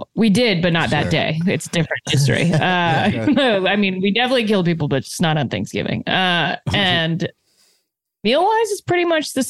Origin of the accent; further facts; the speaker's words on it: Canada; I'm Canadian.